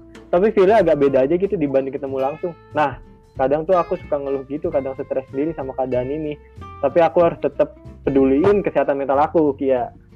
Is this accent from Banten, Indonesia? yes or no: yes; South Tangerang, Banten, Indonesia; aku sendiri dari kota Tangerang Selatan